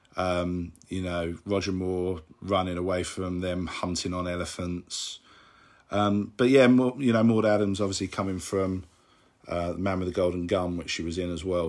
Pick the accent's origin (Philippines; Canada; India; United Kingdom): United Kingdom; London; I'm from London in England.